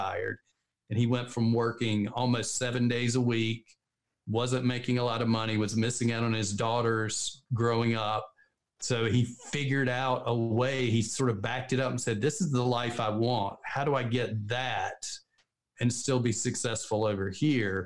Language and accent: English; the South, United States; We're both from the South. So we talk a little slow